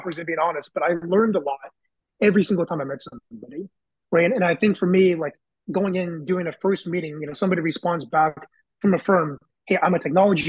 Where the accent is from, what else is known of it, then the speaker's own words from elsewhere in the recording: Bay Area, California, United States; went back to my high school network because I'm from the Bay Area.